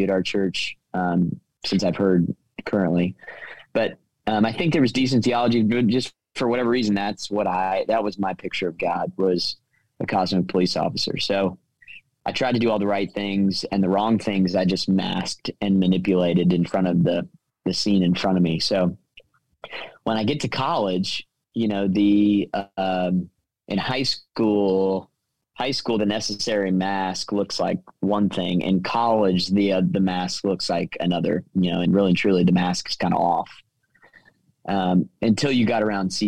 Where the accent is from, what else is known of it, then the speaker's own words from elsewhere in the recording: Tulsa, Oklahoma, United States; moved away as an adult; now in Dallas, United States; I grew up in Tulsa, Oklahoma